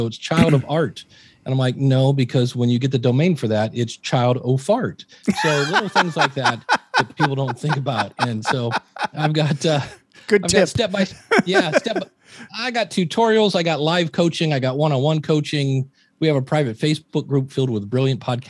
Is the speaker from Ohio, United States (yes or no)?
yes; Akron, Ohio, United States; also born or lived in Cleveland, Ohio; I grew up in Akron, Ohio